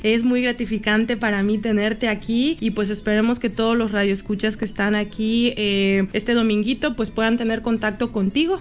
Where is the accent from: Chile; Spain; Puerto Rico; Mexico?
Mexico; moved away; mi México lindo y querido